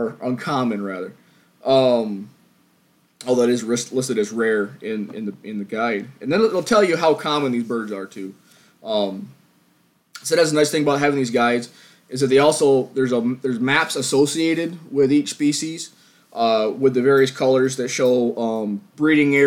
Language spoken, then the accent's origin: English; New York, United States; my home state of New York